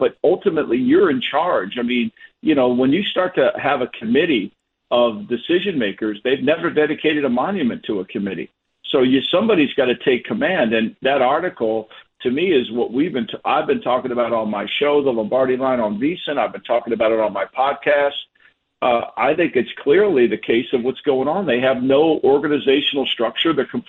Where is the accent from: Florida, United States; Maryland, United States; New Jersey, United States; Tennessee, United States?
New Jersey, United States; Ocean City; moved away; a fat kid growing up in Ocean City, New Jersey